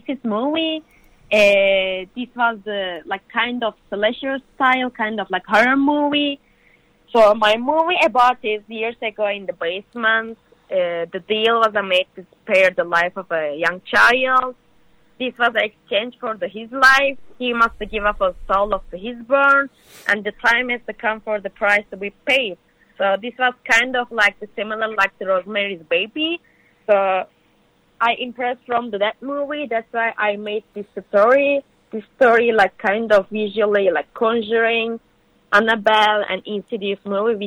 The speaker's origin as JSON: {"language": "English", "country": "Turkey", "second_language": "English", "moved": "as an adult", "lives_now": "Los Angeles, United States", "said": "I'm from Turkey"}